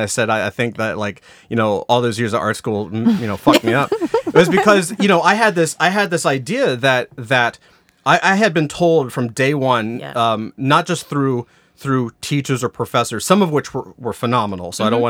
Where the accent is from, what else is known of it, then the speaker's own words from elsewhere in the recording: Jacksonville, Florida, United States; moved away as an adult; North Florida, Jacksonville. So yeah. The school is called Douglas Anderson School of the Arts. And once I graduated that and moved up to Atlanta, I went to art college.